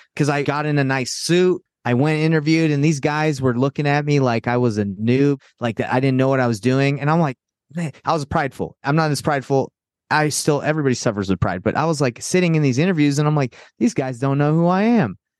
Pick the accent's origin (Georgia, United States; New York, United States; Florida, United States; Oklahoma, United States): Georgia, United States; Atlanta; I grew up in Atlanta, Georgia